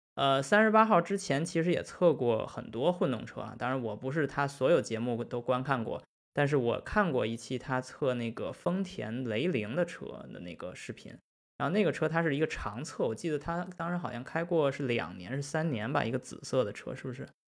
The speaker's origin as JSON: {"language": "Chinese", "country": "China", "said": "我们是中国人，我们是中国汽车人"}